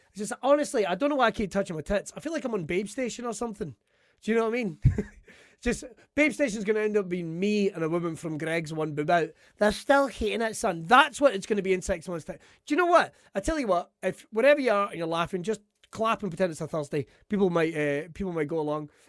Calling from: Scotland, United Kingdom; I'm broadcasting from Ayrshire, right?

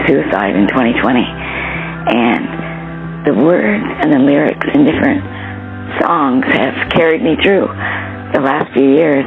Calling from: Nova Scotia, Canada; I'm calling from Nova Scotia, Canada

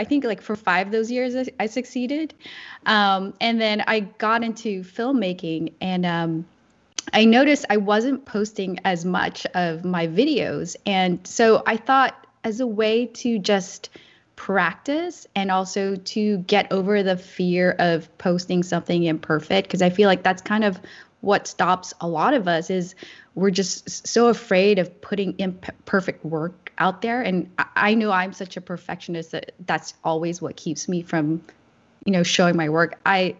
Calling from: California, United States; Yeah, I am joining you from the San Francisco Bay Area.

